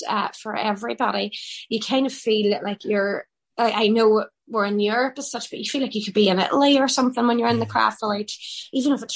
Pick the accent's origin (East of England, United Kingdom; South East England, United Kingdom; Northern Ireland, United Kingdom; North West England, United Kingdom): Northern Ireland, United Kingdom; Derry; it's a great trait that we have here in Derry